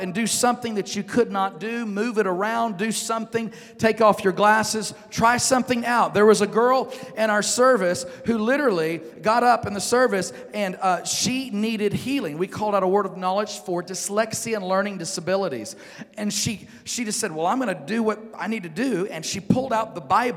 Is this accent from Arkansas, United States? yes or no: yes; Northeast Arkansas, United States; moved away; if I go back to Northeast Arkansas, where I'm from